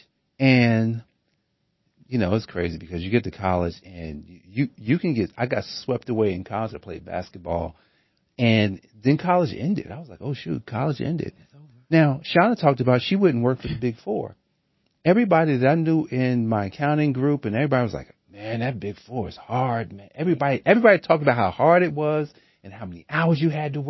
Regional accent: Newark, New Jersey, United States; I grew up in Newark, New Jersey

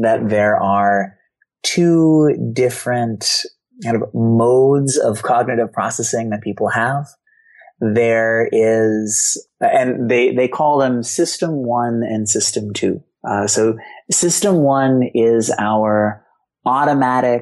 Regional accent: Boston, Massachusetts, United States; I grew up in Boston.

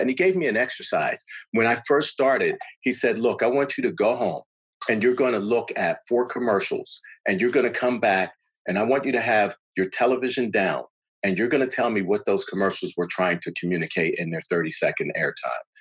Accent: Pittsburgh, Pennsylvania, United States; I was born and raised in Pittsburgh

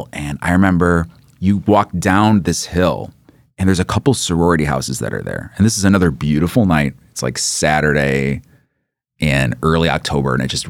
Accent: Jonesboro, United States; I'm from Jonesboro.

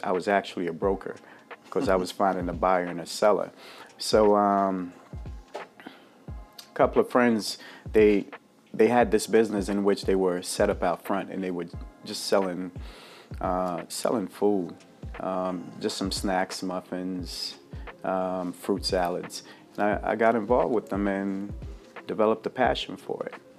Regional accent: Jamaica; moved away; also born or lived in Bermuda / New York / Baltimore; I was born in Bermuda, raised in Jamaica

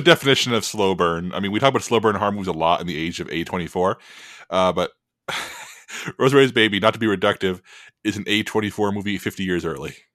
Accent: Texas, United States; I'm from Texas.

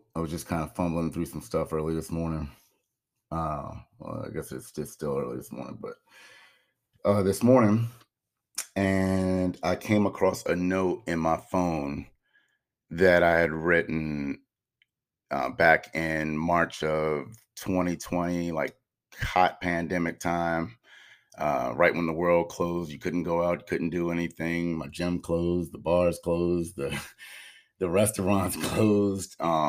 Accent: Maryland, United States; I decided to have a celebration of life for my brother Curtis back where I grew up in Maryland.

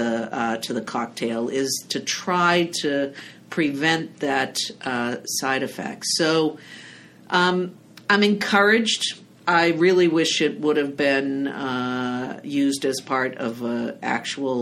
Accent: Salem, Massachusetts, United States; from Salem, Massachusetts

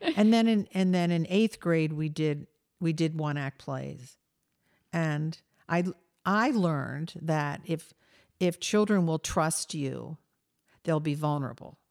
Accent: Delaware, United States; I grew up in Delaware

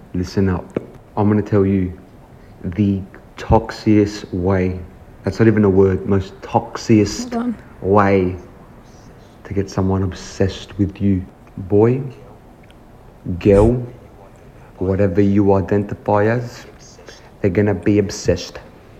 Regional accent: Australia; I'm from Australia

